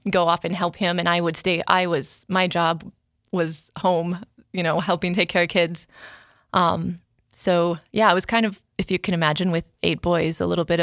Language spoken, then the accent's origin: English; Rapid City, South Dakota, United States; I'm from Rapid City.